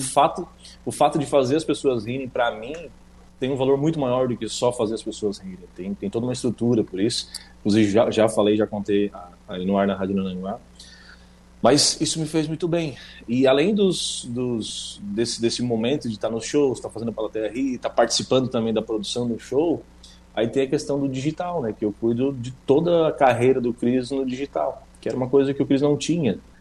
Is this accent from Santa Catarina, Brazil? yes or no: yes; Sombrio, Santa Catarina, Brazil; moved away as an adult; now in Rio Grande do Sul, Brazil